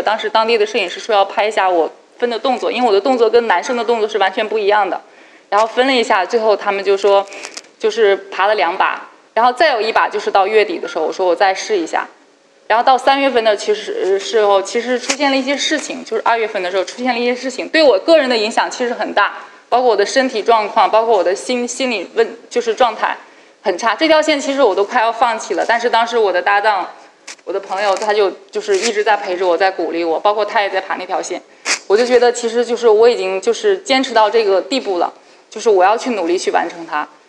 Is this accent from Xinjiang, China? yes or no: yes; Xinjiang, China; now in Beijing, China; 我从小是在新疆生活长大的